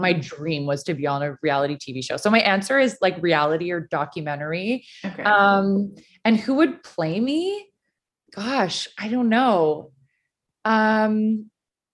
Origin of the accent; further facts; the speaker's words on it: Vancouver, British Columbia, Canada; growing up in Vancouver, being around mountains in the ocean